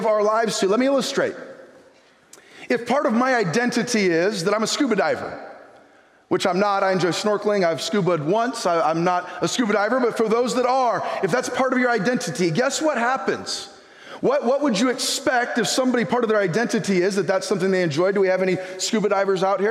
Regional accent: United States; I'm an American.

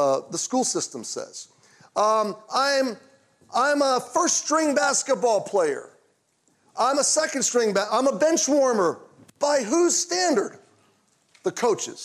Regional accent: Baltimore, Maryland, United States; I was born in Baltimore, Maryland in 1969

